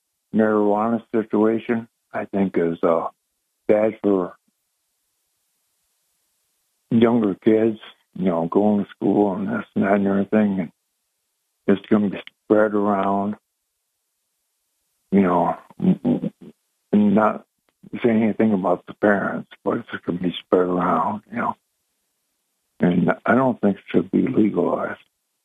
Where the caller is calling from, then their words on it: Binghamton, New York, United States; … from Binghamton.